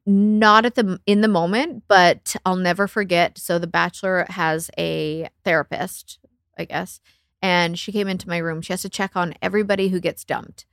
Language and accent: English; Canada; I'm Canadian